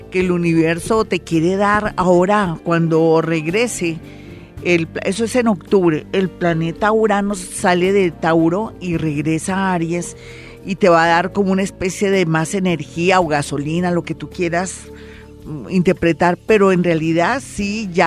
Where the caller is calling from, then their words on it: Barcelona, Catalonia, Spain; Florita, buenos días, te salí de Barcelona